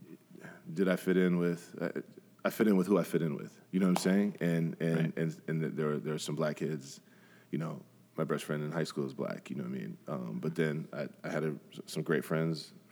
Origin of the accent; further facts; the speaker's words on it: Grand Rapids, Michigan, United States; growing up in Grand Rapids, I went to Ottawa Hills. So I grew up on the southeast side of the city